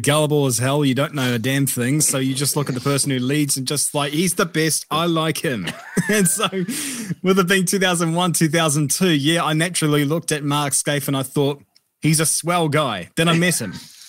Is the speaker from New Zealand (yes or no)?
yes; New Zealand; I think really for a lot of kids growing up, it all starts with cars